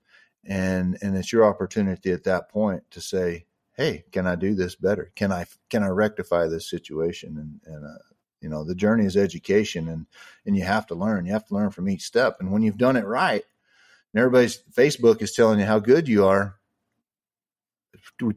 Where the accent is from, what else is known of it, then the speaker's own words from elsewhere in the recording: Texas, United States; I'm from Texas